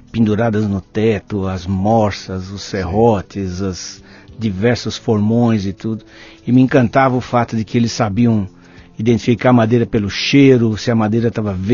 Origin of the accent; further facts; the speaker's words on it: São Bernardo do Campo, São Paulo, Brazil; now in Belo Horizonte, Brazil; São Bernardo do Campo, ah. do lado da indústria automotiva.